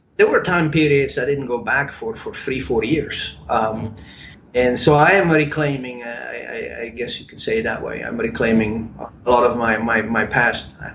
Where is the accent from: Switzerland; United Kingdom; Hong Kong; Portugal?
Switzerland; Bern; first language German; English is a second language; moved away as an adult; also born or lived in Lucerne, Switzerland / Charlotte, North Carolina; now in United States; I was born in Lucerne, Lucerne, and then uh, lived in Bern most yeah. of my time, my formative years, and then when I was 21 years old, I came to America.